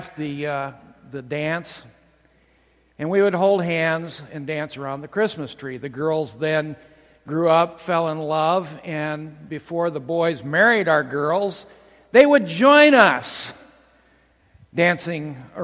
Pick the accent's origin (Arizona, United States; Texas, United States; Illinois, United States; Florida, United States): Illinois, United States; Bloomington; my hometown in Bloomington, Illinois